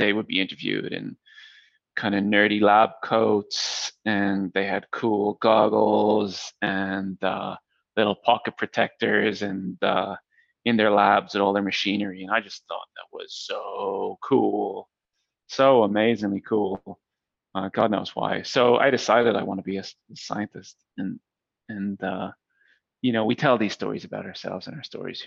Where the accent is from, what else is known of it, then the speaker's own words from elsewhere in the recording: Dublin, Leinster, Ireland; moved away as an adult; also born or lived in Silicon Valley, United States; So I grew up in Dublin, Ireland, where I am right now